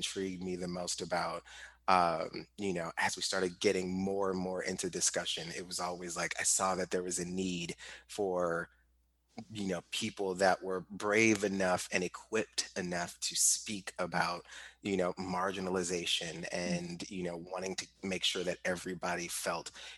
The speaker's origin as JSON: {"language": "English", "town": "St. Louis", "region": "Missouri", "country": "United States", "tie": "born or raised there", "said": "I grew up in St. Louis and particularly like Ferguson"}